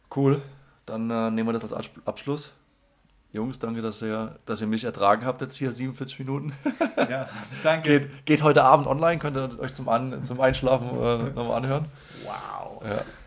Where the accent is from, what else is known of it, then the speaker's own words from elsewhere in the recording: Germany; wir Deutsche